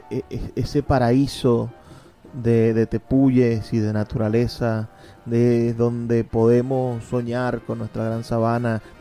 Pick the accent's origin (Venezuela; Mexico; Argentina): Venezuela; lo que somos como venezolanos.